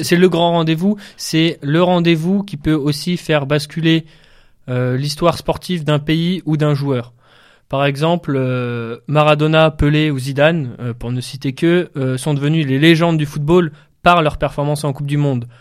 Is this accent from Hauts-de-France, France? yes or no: yes; the Nord, Hauts-de-France, France; j'ai grandi un peu dans le Nord